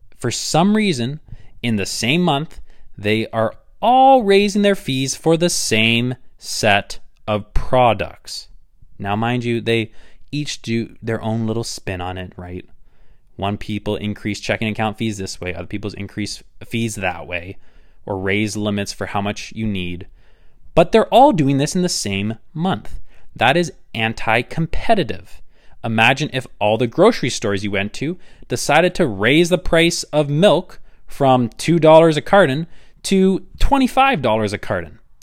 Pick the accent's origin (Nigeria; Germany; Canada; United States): Canada; I am Canadian